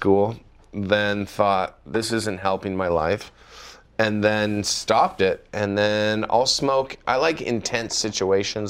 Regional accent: Canada; accent: Canadian; now in United States; when I do go to Canada and I come back to the United States, I'm full on Canadian

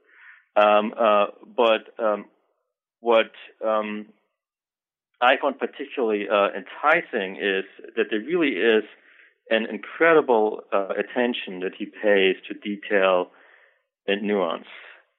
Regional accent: Germany; now in United States; I am originally from Germany. I took some undergraduate courses in a number of fields, actually, at the University of Hamburg. I moved on to Michigan for my graduate work

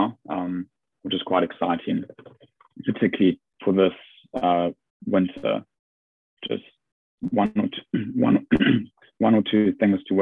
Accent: South Africa; now in England; being South African

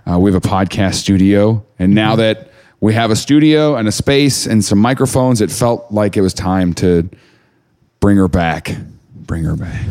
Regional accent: Mount Vernon, Missouri, United States; moved away; I didn't know a black person growing up in Mount Vernon.

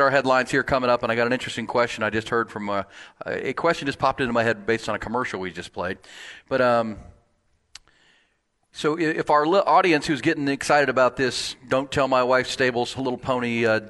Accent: Houston, Texas, United States; I grew up in Houston.

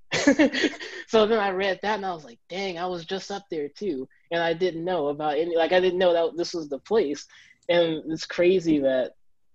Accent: Richmond, Virginia, United States; now in New York City, United States; I am from Richmond, Virginia

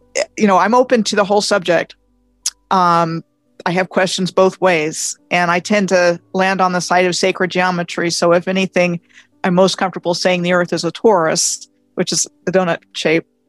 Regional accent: Montgomery County, Maryland, United States; moved away as an adult; I grew up in Montgomery County, Maryland, um, graduated from high school there in 81

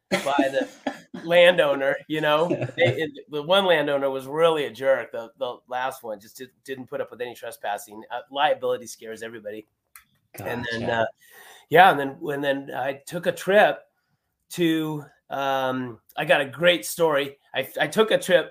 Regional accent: Lake Arrowhead, California, United States; I'm from Lake Arrowhead, so this is my backyard for riding

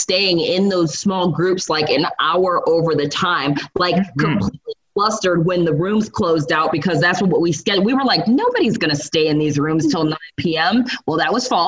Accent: New York City, New York, United States; moved away; I am from New York, so I lived in New York City for a very long time

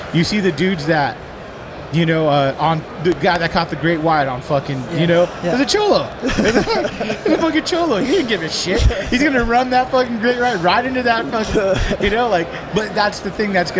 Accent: Southern California, United States; growing up in SoCal on my end

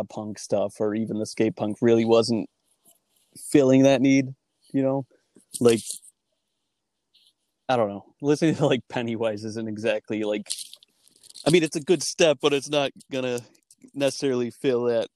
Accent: Webster, New York, United States; growing up in Webster was like kind of a weird thing for me

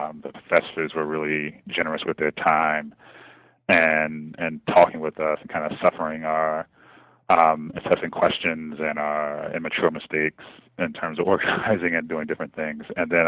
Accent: Kansas City, Missouri, United States; I am originally from Kansas City, Missouri, born and raised and kind of in the center of the city, what we would call South

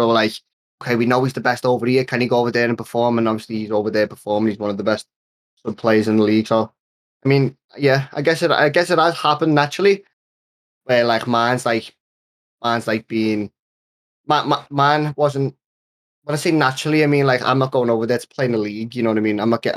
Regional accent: Liverpool, North West England, United Kingdom; I'm the kid from Liverpool

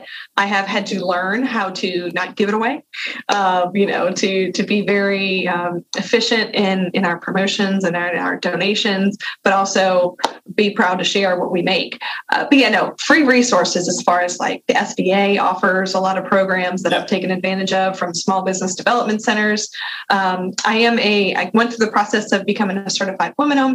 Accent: Louisiana, United States; also born or lived in Mississippi; I'm a Southern Miss grad, even though I'm from Louisiana

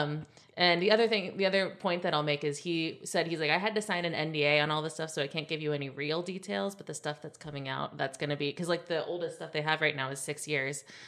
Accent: Ohio, United States; I was born in Ohio

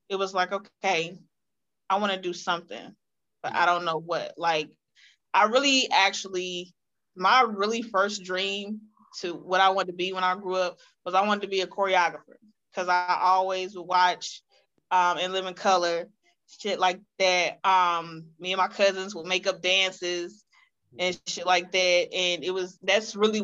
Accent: Reidsville, North Carolina, United States; moved away as an adult; also born or lived in Greensboro, North Carolina; now in Charlotte, United States; Born and raised in the 27320. That's where I am from

